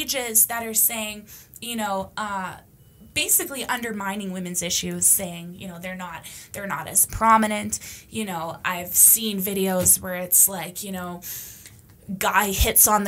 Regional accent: Canada; also born or lived in Romania; Growing up as a Canadian gypsy

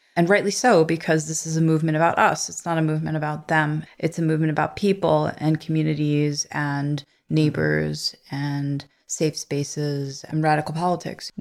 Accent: New York City, New York, United States; moved away as an adult; also born or lived in Bay Ridge, Brooklyn; I'm a transplant from Canarsie

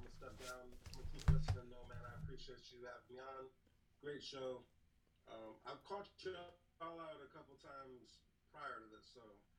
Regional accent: New Jersey, United States; also born or lived in Manhattan; I'm from Jersey

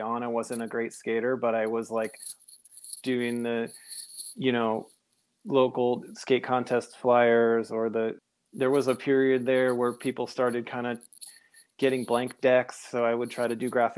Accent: Connecticut, United States; moved away as an adult; also born or lived in Berkeley / Oakland; I grew up in Connecticut, actually. After high school, I went to, ended up in Berkeley and Oakland

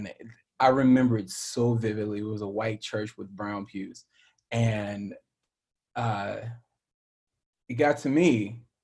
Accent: Pinehurst, North Carolina, United States; moved away as an adult; now in Los Angeles, United States; the part of North Carolina I grew up in is like a very touristy golf area

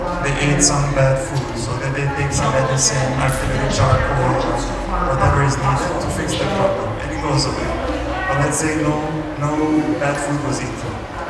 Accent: Serbia; English is a second language; also born or lived in United States; I've been doing spiritual practice for the last 23 years. I'm from Serbia, and I lived in the USA for 10 years.

